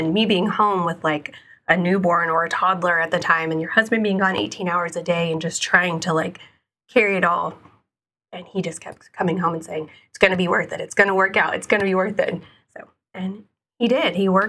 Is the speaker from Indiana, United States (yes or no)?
yes; Evansville, Indiana, United States; I was born and raised in Evansville, Indiana, and went to Harrison High School as well.